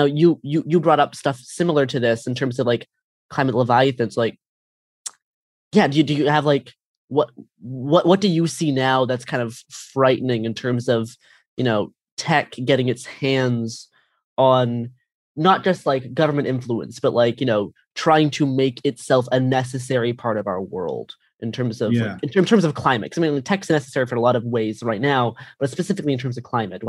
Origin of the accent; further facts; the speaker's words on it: Canada; now in Portland, United States; I did. Yeah, I'm Canadian.